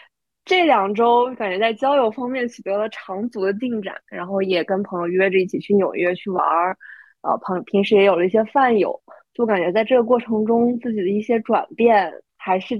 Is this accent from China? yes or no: yes; Shenzhen, Guangdong, China; now in United States; 我从深圳来到了美国，就我第一次出国上学